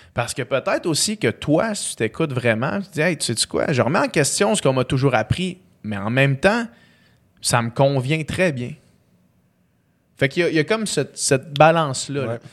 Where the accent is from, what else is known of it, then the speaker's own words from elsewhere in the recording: Chicoutimi, Quebec, Canada; also born or lived in Houston, Texas; quand je suis né à Chicoutimi